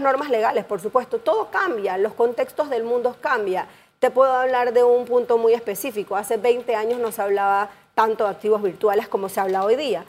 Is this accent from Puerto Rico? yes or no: no; Panama; todos como panameños